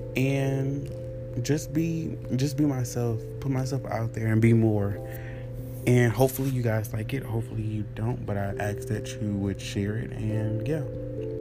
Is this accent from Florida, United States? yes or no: no; Beaumont, Texas, United States; I'm from Beaumont, Texas.